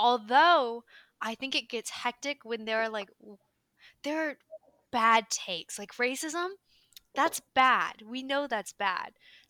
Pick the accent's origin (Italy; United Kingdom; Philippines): Philippines; That was a microaggression towards me because I am Filipino.